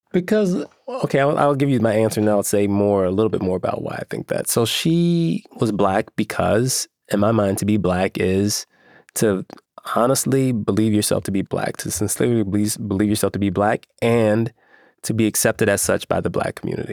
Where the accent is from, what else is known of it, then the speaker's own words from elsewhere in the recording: Chicago, Illinois, United States; I grew up in Chicago